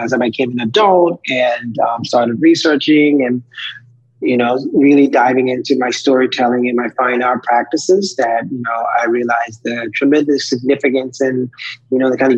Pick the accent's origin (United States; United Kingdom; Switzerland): United States; Pawleys Island, South Carolina; moved away as an adult; also born or lived in Myrtle Beach, South Carolina; now in Washington, D.C., United States; I was born in Pawleys Island, South Carolina, which is a part of the Gullah Geechee region series of various islands where my ancestors were brought over from Western Africa and enslaved and worked those plantations for hundreds of years and spent my life there until about 17, 18 when I went to college